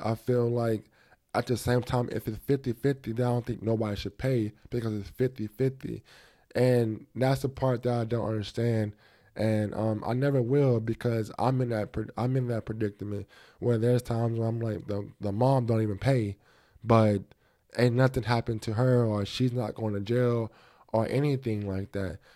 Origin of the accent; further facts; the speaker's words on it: United States; I'm a black, um, American, I'm African American